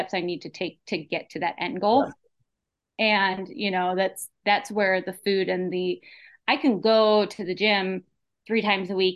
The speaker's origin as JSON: {"language": "English", "area": "40 minutes outside of San Francisco", "region": "Northern California", "country": "United States", "tie": "born or raised there", "moved": "yes", "said": "born and raised in California, Northern California. 40 minutes outside of San Francisco."}